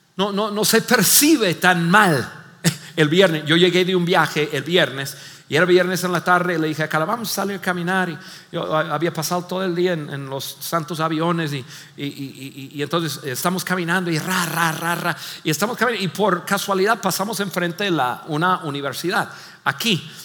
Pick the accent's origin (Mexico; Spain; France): Mexico; como buenos mexicanos